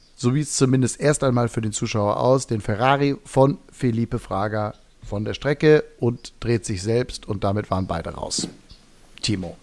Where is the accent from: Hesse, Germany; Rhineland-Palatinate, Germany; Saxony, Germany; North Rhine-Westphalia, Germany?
North Rhine-Westphalia, Germany; Hagen; wie wir in Hagen sagen, wo ich herkomme